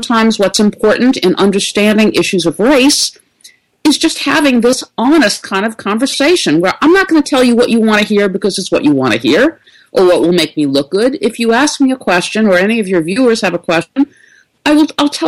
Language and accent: English; New York City, New York, United States; I am a native New Yorker. I was born and raised in the Bronx